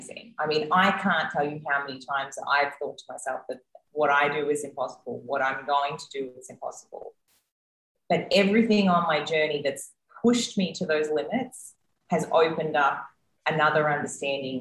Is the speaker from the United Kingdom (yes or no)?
no; Australia; also born or lived in United States; now in Mexico; I'm the Australian that just came from the US that is now in Mexico